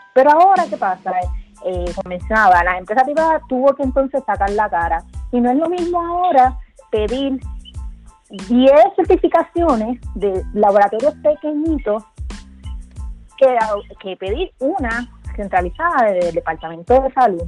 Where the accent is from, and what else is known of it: Puerto Rico